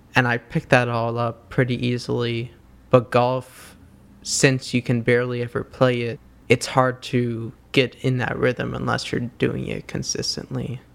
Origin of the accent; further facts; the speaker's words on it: New York City, New York, United States; growing up in New York City